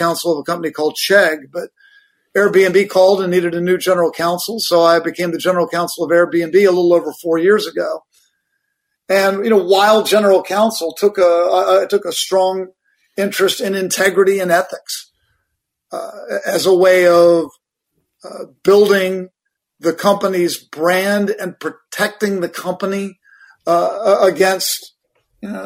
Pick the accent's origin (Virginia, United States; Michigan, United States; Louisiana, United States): Virginia, United States; I grew up in Virginia.